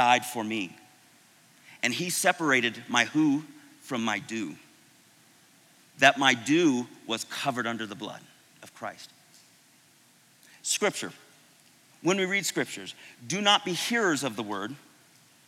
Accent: Florida, United States; moved away; I was from Florida

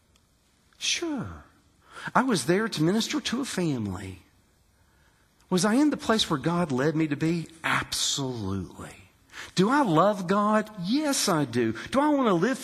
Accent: West Virginia, United States; I'm from West Virginia

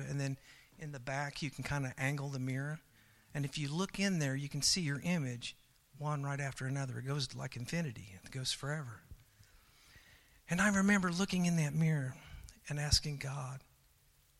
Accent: Oklahoma, United States; also born or lived in Hawaii; as I was growing up in Oklahoma

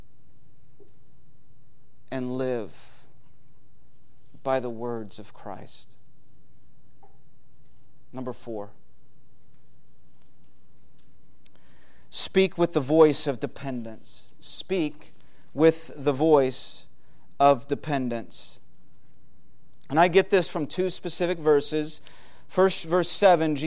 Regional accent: United States

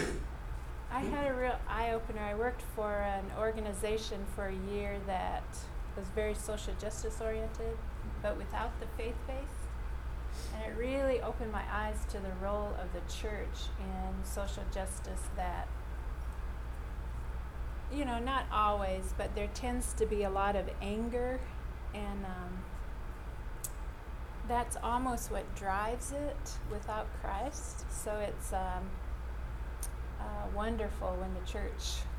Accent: Saskatchewan, Canada; when I was probably 7 or 8, we lived in Saskatchewan. I'm a Canadian

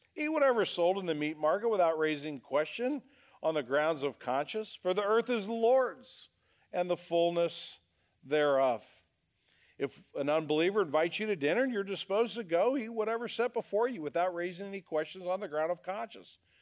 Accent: United States; as American citizens

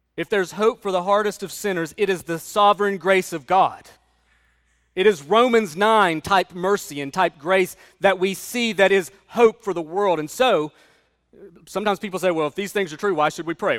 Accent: United States; as an American

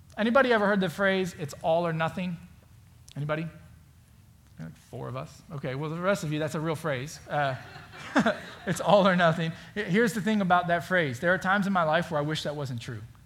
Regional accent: Florida, United States; now in Indiana, United States; I grew up in Florida. I now live in Indiana

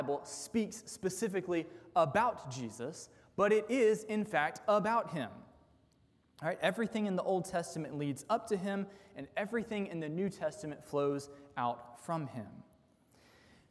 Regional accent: United States; as modern American sinful humans

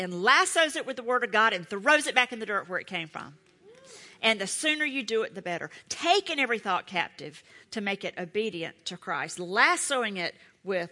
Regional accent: Charlotte, North Carolina, United States; I'm from Charlotte

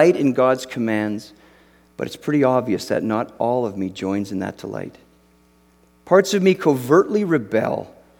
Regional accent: Canada; moved away as an adult; now in United States; I grew up in Canada

